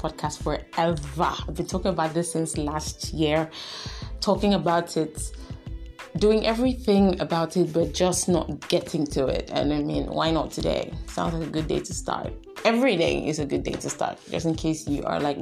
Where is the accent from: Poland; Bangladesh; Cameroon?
Cameroon; Bamenda, Northwest Region; I come from Cameroon. My community is Cameroon. My town is Bamenda.